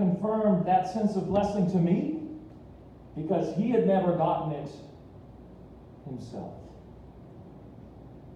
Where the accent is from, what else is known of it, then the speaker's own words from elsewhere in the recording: Fillmore, United States; moved away; I went back to my hometown of Fillmore